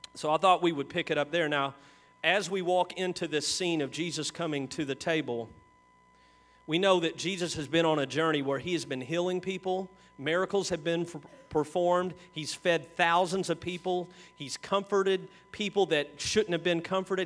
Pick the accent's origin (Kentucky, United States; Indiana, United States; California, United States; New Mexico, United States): Kentucky, United States; we're from Kentucky